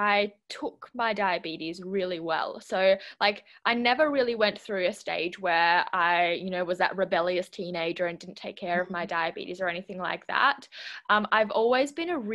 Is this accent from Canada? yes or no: no; southwest of Western Australia, Australia; also born or lived in Switzerland; I live in the southwest of Western Australia, but I am originally Swiss, and I was born in Switzerland. We moved to Australia when I was 6 years old, and yeah, I've been living here ever since.